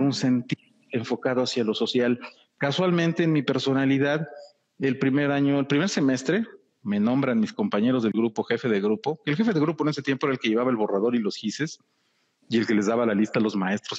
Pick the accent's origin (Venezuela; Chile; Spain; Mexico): Mexico; soy mexicano, amo mi país, amo mi tierra